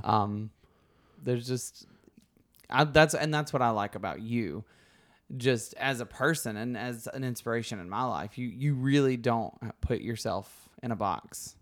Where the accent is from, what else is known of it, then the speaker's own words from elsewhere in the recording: Alabama, United States; accent: Southern; moved away as an adult; where I grew up in Alabama